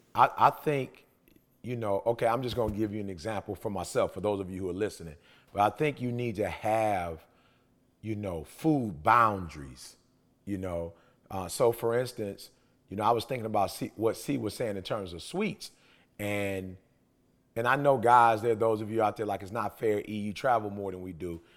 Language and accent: English; Detroit, Michigan, United States; I'm from Detroit